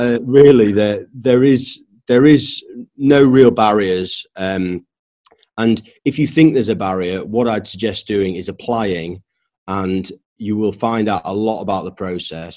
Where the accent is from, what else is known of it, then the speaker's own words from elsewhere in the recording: Leeds, Yorkshire and the Humber, United Kingdom; moved away as an adult; also born or lived in London / Newmarket; I grew up in Leeds, not around horses.